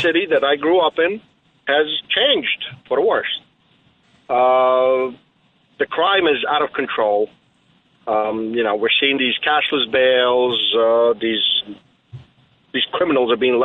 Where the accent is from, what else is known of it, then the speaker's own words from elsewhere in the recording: New York City, New York, United States; also born or lived in Ukraine; Been living in Brooklyn my entire life.